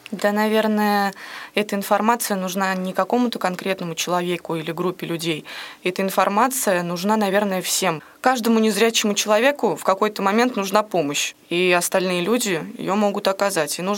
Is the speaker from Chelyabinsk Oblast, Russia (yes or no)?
no; Ulyanovsk, Ulyanovsk Oblast, Russia; Я из Ульяновска, учусь а, в колледже государственной муниципальной службы.